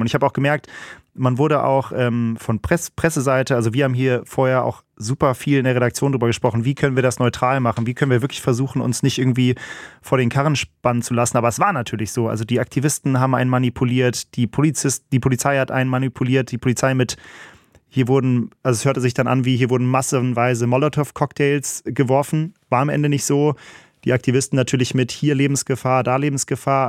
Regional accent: North Rhine-Westphalia, Germany; Also ich komme ja aus, hier aus NRW

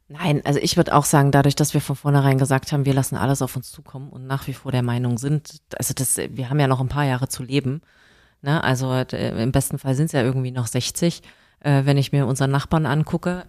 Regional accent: Germany; moved away as an adult; also born or lived in Berlin; now in Ireland; Ich bin deutsch, ich werde immer deutsch bleiben

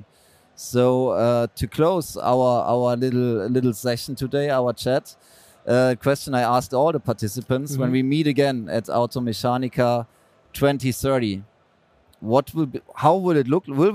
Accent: Cologne, North Rhine-Westphalia, Germany; I'm from Cologne

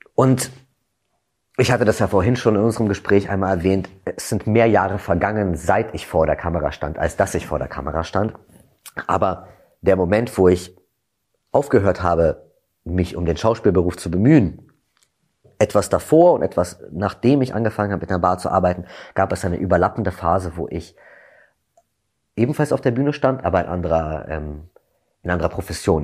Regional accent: Berlin, Germany; also born or lived in London; ich komme aus Berlin

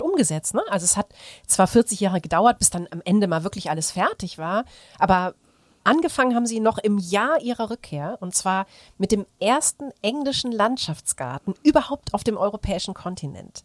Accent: Aachen, North Rhine-Westphalia, Germany; Ich komme ja aus Aachen.

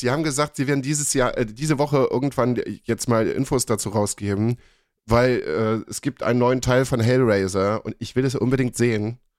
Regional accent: Germany; bei uns in Deutschland

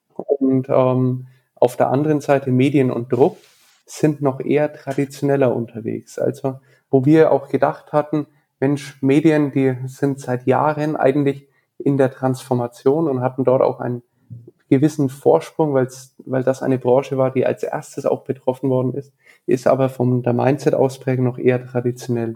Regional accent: Nuremberg, Bavaria, Germany; Ich bin in Nürnberg geboren, aufgewachsen

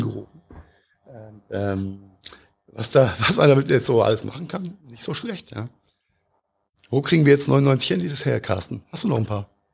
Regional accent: Mainz, Rhineland-Palatinate, Germany; als Mainzer

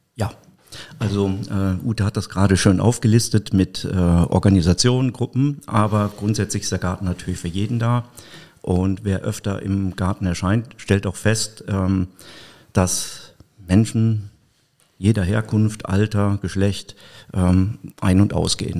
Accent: Mayen, Rhineland-Palatinate, Germany; moved away as an adult; now in Koblenz, Germany; Ich komme gebürtig aus Mayen, bin äh, vor drei Jahren nach Koblenz gezogen

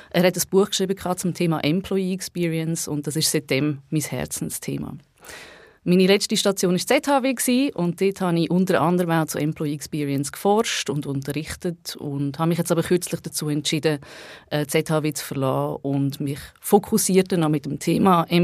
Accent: Baden, Aargau, Switzerland; Ich komme ursprünglich aus der Region Baden. Von dort kennen Tobias und ich uns auch.

